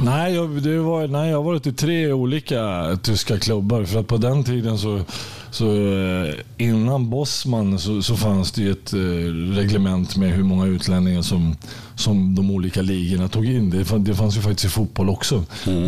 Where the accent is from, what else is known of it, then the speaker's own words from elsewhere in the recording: Märsta, Stockholm County, Sweden; moved away as an adult; also born or lived in Östersund; när jag var fem år så flyttade jag från, från Östersund till, till Märsta. Eh, och där är jag uppvuxen och där bodde jag tills jag var 18 år